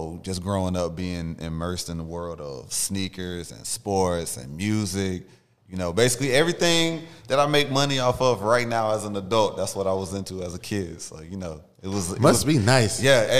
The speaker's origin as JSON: {"language": "English", "area": "Clayton County", "region": "Georgia", "country": "United States", "also_born_or_lived": "North Carolina", "said": "Man, I'm from Clayton County."}